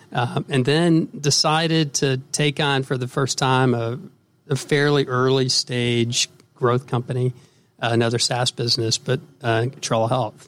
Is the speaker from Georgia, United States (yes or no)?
yes; Atlanta, Georgia, United States; Well, first of all, I'm from Atlanta.